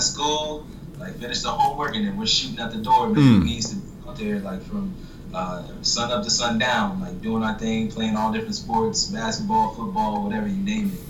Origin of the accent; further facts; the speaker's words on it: Florida, United States; I grew up in Florida, actually. So I was an Air Force brat.